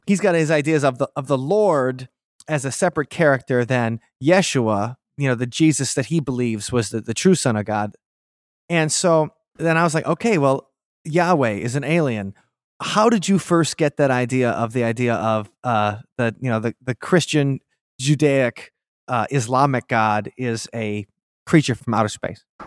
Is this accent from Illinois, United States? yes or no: no; Milwaukee, Wisconsin, United States; I grew up Catholic in Milwaukee